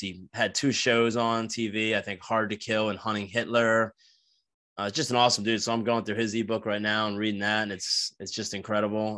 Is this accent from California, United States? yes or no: no; New Jersey, United States; moved away; I grew up in New Jersey, uh, for the new listeners, like, I'm from South Jersey, fifteen minutes outside of Philadelphia.